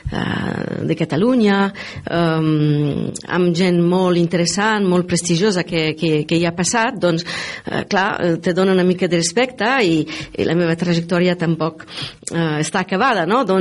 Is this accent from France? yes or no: yes; France; Catalan is a second language; also born or lived in Milan, Italy; now in Tarragona, Spain; a Milà. Eh, he crescut una part de la meva vida allà. Eh, he viscut a França, eh, una gran part, soc francesa, però...